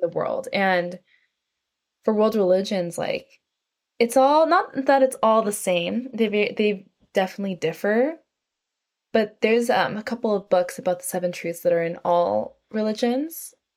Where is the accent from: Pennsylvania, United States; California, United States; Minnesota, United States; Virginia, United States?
California, United States; North San Francisco Bay Area; moved away as an adult; now in New York City, United States; I grew up in California, in North San Francisco Bay Area